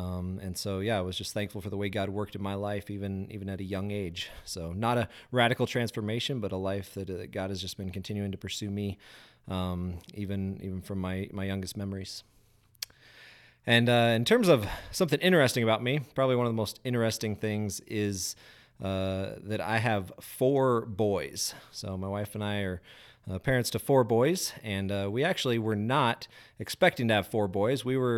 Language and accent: English; Grand Junction, Colorado, United States; also born or lived in Denver; Was born in Denver, but I was raised over in Grand Junction there.